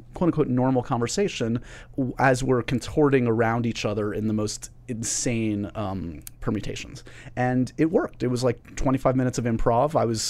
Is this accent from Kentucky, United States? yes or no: no; New York City, New York, United States; I grew up here in New York City where we're taping this.